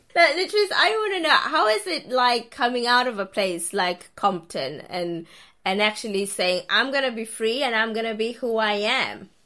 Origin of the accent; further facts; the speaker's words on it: South Africa; I'm South African